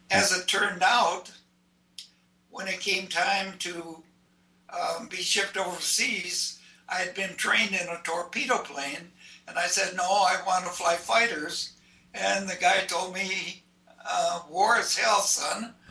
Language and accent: English; Minneapolis, Minnesota, United States; moved away as an adult; also born or lived in Wadena, Minnesota; I was born in Minneapolis on the south side, and that's where I grew up. Um, we always we lived um, in, in south, south Minneapolis uh, for a period of time.